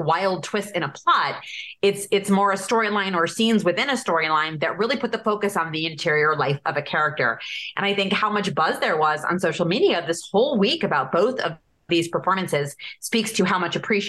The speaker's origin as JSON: {"language": "English", "town": "Evanston", "region": "Illinois", "country": "United States", "said": "I'm from Evanston"}